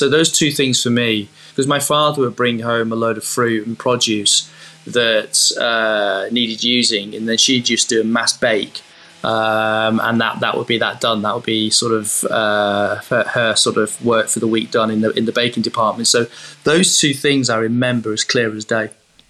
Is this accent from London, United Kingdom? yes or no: no; Southport, North West England, United Kingdom; Well, I grew up in the northwest in Southport, just above Liverpool, in a seaside town, close to Blackpool, close to Liverpool, Preston area